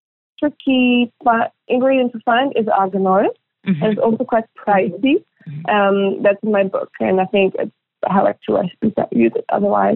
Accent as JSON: {"language": "English", "country": "Belgium", "tie": "born there", "said": "I feel very, very Moroccan, and I was born in Belgium, and it's definitely part of my identity."}